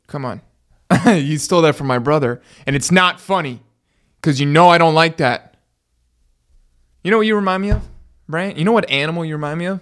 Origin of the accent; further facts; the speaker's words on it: Miami, Florida, United States; I was born in Miami